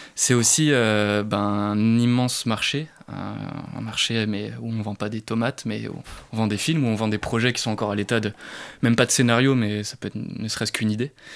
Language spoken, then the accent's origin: French; Brittany, France; je suis breton